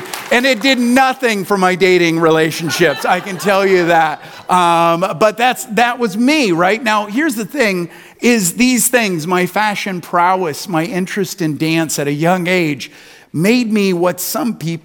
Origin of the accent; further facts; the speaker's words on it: Newton, Iowa, United States; the town I grew up in Newton, Iowa, just 30 miles or so away